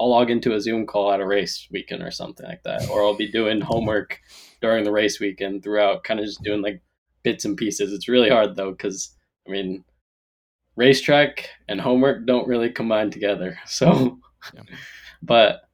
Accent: Moraga, California, United States; moved away; I'm originally from the Bay Area, Moraga, California.

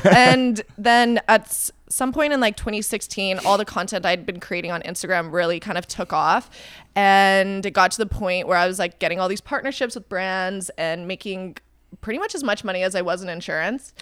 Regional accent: Calgary, Alberta, Canada; also born or lived in Vancouver, Canada; now in Toronto, Canada; I grew up in Calgary

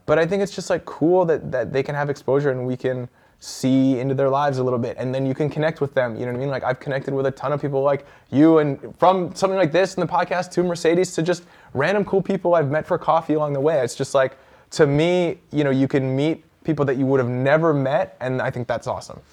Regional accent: Vancouver, British Columbia, Canada; my hometown

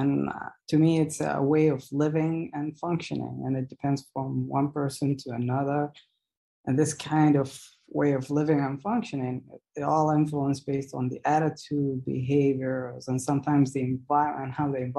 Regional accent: Jeddah, Makkah Province, Saudi Arabia; I am speaking to you all from Saudi Arabia, Jeddah, Saudi Arabia. That's my hometown, Jeddah.

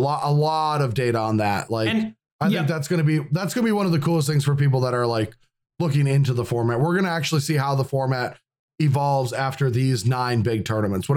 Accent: Midwest, United States; I'm from the Midwest

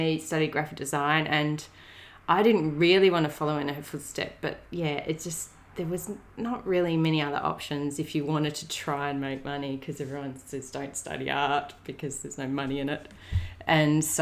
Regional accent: Donnybrook, Western Australia, Australia; now in Melbourne, Australia; I grew up in a small country town in WA called Donnybrook

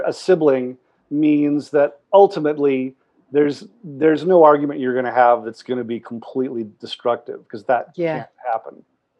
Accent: Pasadena, California, United States; I grew up locally. A few miles away. I grew up in Pasadena.

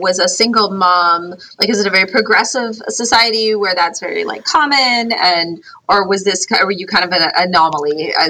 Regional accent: Canada; I'm from Canada, just for the record.

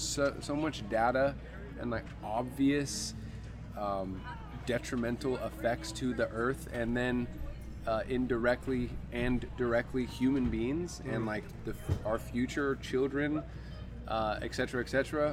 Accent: Long Beach, California, United States; I am from Long Beach, California, which is Southern California, that's South LA, for those who don't know. And I'm in Alaska for my very first time.

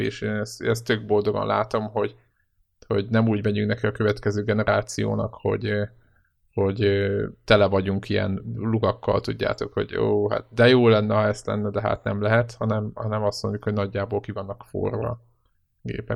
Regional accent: Hungary; magyarok vagyunk

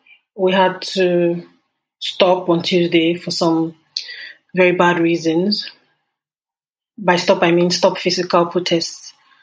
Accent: Nigeria; also born or lived in Lagos; I'm Nigerian and I live in Lagos.

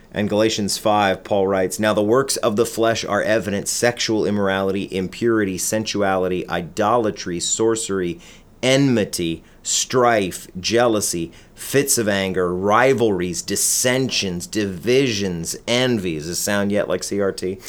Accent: United States; we as American Christians

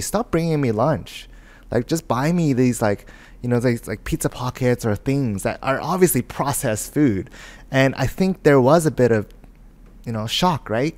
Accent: Vancouver, British Columbia, Canada; I was born and raised in Vancouver

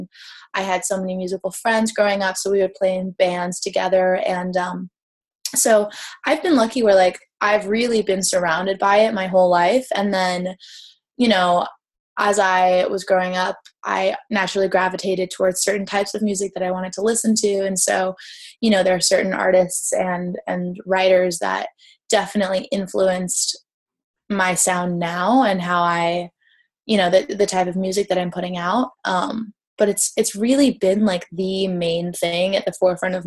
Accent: California, United States; growing up in California

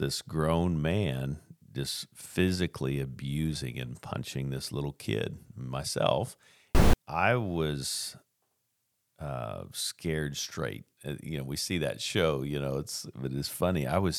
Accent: Tacoma, Washington, United States; born there; I was born in Tacoma, Washington

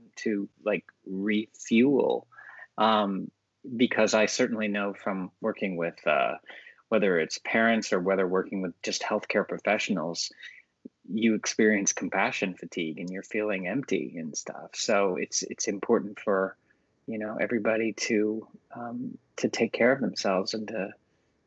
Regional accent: Texas, United States; young boy growing up in Texas

